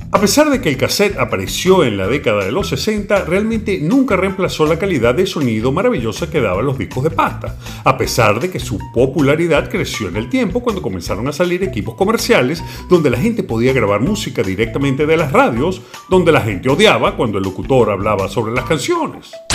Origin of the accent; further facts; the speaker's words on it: Venezuela; lo que en Venezuela llamábamos picó